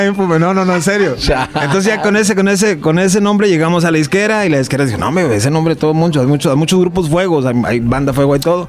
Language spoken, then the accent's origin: Spanish; Rio Grande Valley, Texas, United States; nosotros nos creamos en la frontera ahí este, del Valle de Texas, ahí este frontera con Tamaulipas